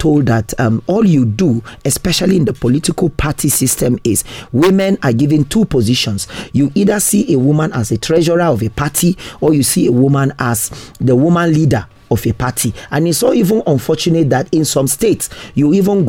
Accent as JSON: {"language": "English", "town": "Pankshin", "region": "Plateau", "country": "Nigeria", "said": "I am from the central zone of Plateau State, Panshin local government, and Mopun by tribe. I'm from Jiblik"}